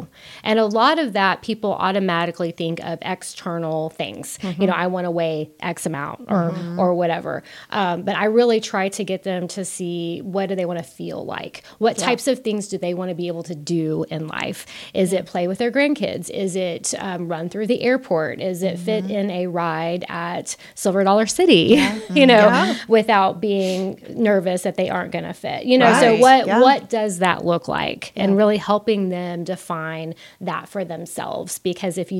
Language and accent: English; South Texas, United States; I was from South Texas